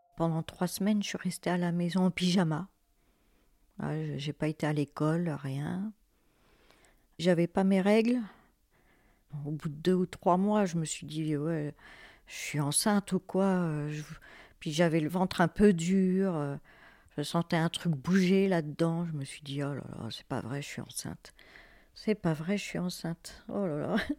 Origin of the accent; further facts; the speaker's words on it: Fontainebleau, Île-de-France, France; now in Villeneuve-sur-Yonne, France; j'ai grandi euh, à Fontainebleau, dans une cité.